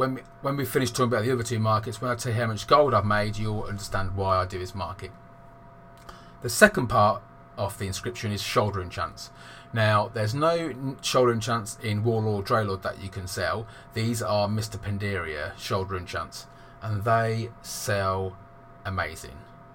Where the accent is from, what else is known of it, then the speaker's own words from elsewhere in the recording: England, United Kingdom; I'm from England and I'm 39